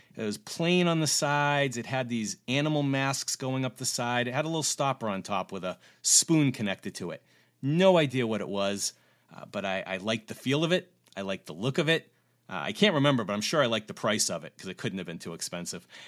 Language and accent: English; Cape Cod, Massachusetts, United States; moved away as an adult; also born or lived in New York State / Beijing; I was growing up on Cape Cod